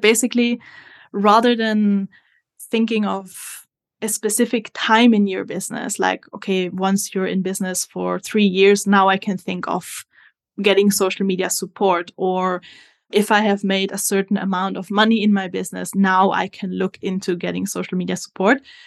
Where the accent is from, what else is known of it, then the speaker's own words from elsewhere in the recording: Italy; moved away as an adult; now in New Zealand; As you can hear from my accent, I am not originally from New Zealand. I'm actually from Italy. But I have been living in New Zealand for the last two years